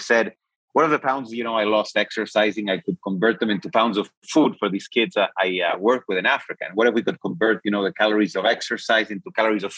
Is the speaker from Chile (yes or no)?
yes; Chile; I'm from Chile.